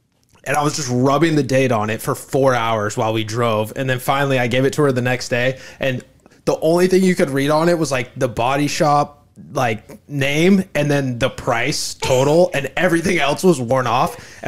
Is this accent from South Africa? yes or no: no; Ireland; Dude, I am Irish.